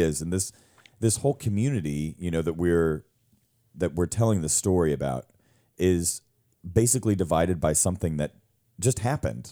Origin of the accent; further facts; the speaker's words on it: Louisiana, United States; me growing up in Louisiana